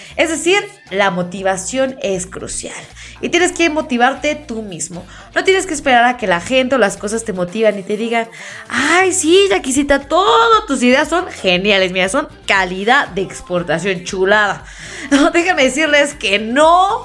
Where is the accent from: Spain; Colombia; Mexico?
Mexico; uno como mexicano